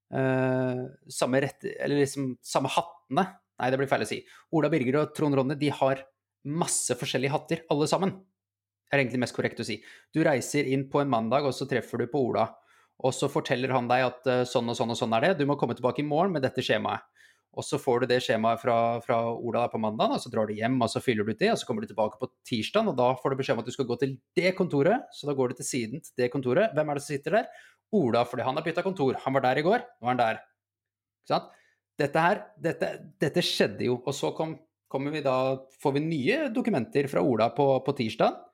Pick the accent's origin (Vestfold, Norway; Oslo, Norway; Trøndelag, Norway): Vestfold, Norway; Holmestrand; vi kommer fra Holmestrand begge to.